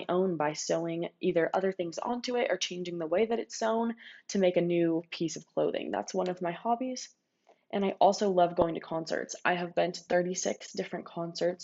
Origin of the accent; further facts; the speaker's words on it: Ladera Ranch, California, United States; also born or lived in Mission Viejo, California; now in Los Angeles, United States; raised in Madera Ranch, California, and I've lived in Southern California my entire life